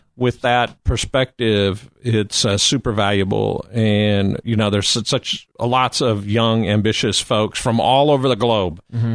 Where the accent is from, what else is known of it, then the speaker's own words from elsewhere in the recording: Nebraska, United States; now in Austin, United States; Well, I mean, I think what I got most important is I met my lovely wife in Nebraska.